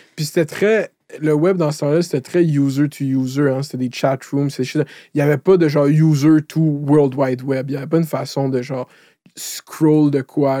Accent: Laval, Quebec, Canada; je viens de Laval.

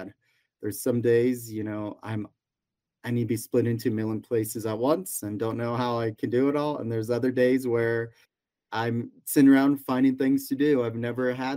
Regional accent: Denver, Colorado, United States; also born or lived in Taiwan; now in Colorado, United States; I grew up in the Denver area before moving down here.

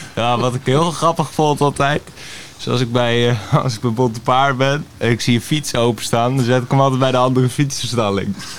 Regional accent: Laren, North Holland, Netherlands; also born or lived in Blaricum; ik ben geboren in Blarikum en ik woon al mijn hele leven in Laren

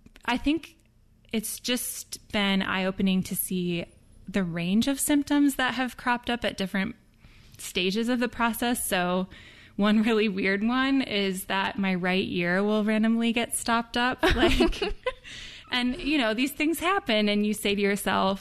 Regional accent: Midwest, United States; I grew up in the Midwest

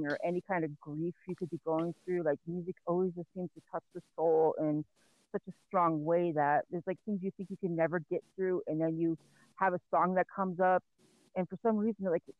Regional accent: Connecticut, United States; now in White Mountains, United States; I come from Connecticut

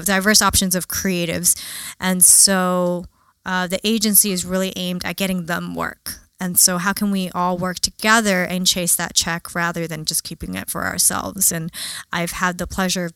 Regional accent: New York City, New York, United States; moved away as an adult; now in Los Angeles, United States; So I'm from Flushing, Queens, which I'm born in the late 80s

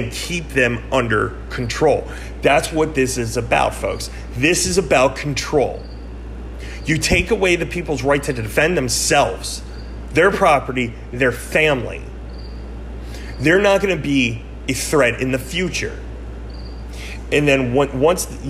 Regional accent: United States; As an American

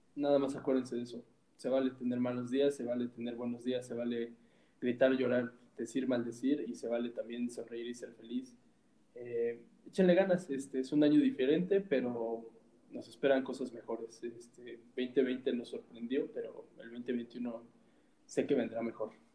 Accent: Mexico; a nosotros como mexicanos

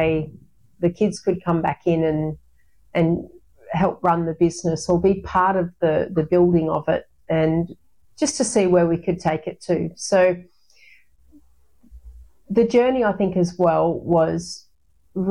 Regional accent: Bermagui, New South Wales, Australia; I grew up in Bermagui

